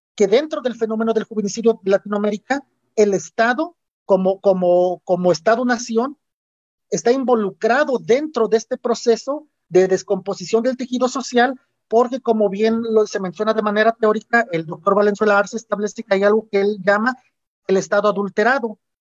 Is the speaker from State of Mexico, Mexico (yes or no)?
no; Chilacachapa, Guerrero, Mexico; moved away as an adult; also born or lived in Iguala / Puebla; yo soy del estado de Guerrero, soy originario de una comunidad indígena que se llama Chilacachapa